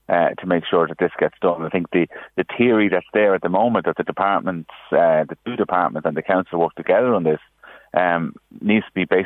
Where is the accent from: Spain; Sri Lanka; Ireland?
Ireland; our identity as Irish people